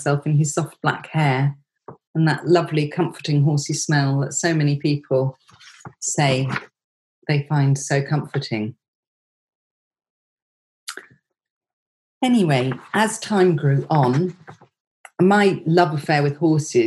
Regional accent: Surbiton, South East England, United Kingdom; I grew up in Surbiton in Surrey, in suburbia

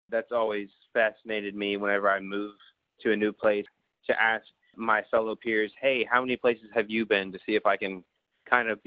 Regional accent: Oklahoma, United States; also born or lived in Hong Kong / China / Thailand; I was born in Hong Kong, China. I spent about the first nine years of my life or so moving back and forth from China to Thailand, uh, wherever the mission board told us to live. And then around nine or 10 years old, I moved, or our family moved back to Oklahoma

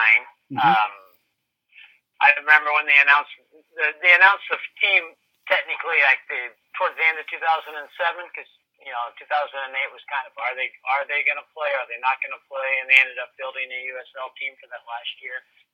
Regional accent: Nebraska, United States; moved away; Now, I moved here in 79. I remember the NASL teams, but I came from Nebraska. We didn't know what soccer was in Nebraska back in the 70s.

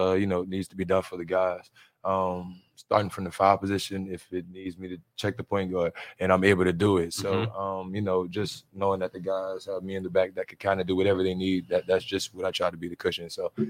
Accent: New Orleans, Louisiana, United States; So, I mean, I came from New Orleans. I went to Murray.

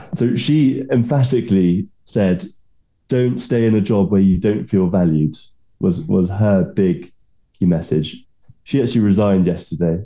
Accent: England, United Kingdom

